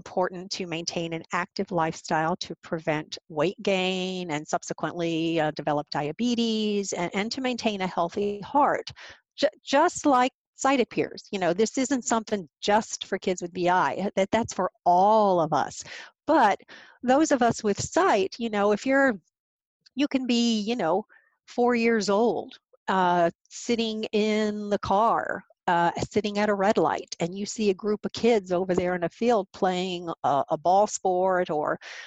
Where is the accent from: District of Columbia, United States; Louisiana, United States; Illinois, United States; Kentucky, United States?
Kentucky, United States; Louisville; moved away as an adult; also born or lived in Boston / Chicago / Vermont / Rhode Island; I am originally from Louisville, the home of APH